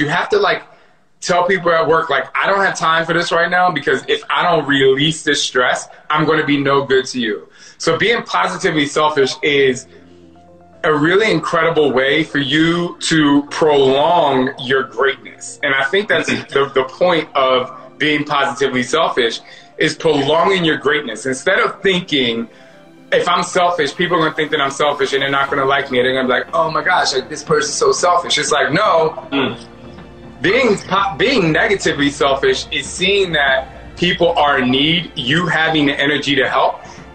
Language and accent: English; New Jersey, United States; growing up in Jersey